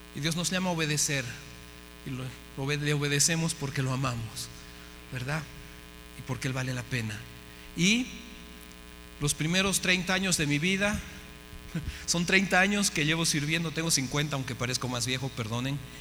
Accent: Bolivia; moved away as an adult; also born or lived in United States / Mexico; Yo soy de Bolivia

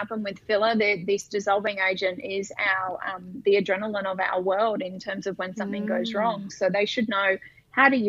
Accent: Brisbane, Queensland, Australia; I'm from Brisbane

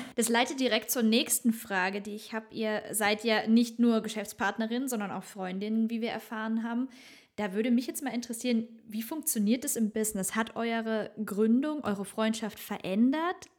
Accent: Germany; bei uns in Deutschland

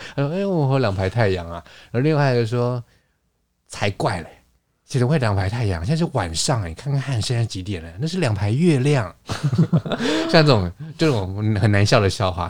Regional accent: Taiwan; also born or lived in Paris, France; 像我们台湾这边可能有一些习俗

